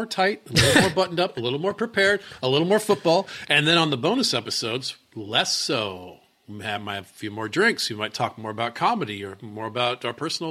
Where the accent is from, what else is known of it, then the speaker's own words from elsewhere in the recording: the South, United States; in the South, we say Cokes.